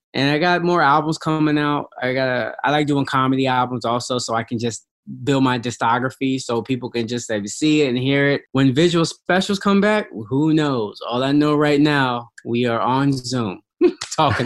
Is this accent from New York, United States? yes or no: yes; New York, United States; I was from New York, kids from uh, downtown, uptown, Brooklyn